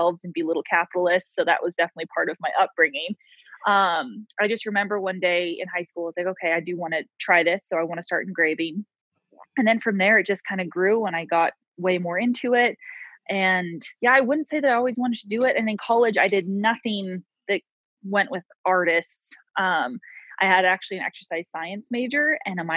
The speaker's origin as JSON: {"language": "English", "area": "Coalinga", "region": "Central California", "country": "United States", "tie": "born or raised there", "also_born_or_lived": "Bozeman, Montana", "moved": "as an adult", "lives_now": "Frenchglen, United States", "said": "I was actually born and raised in Central California. Kalinga is the name of the town. So it's pretty much halfway between LA and San Francisco"}